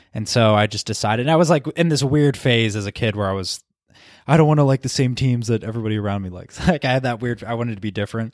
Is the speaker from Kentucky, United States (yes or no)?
no; Philadelphia, Pennsylvania, United States; I'm from Philly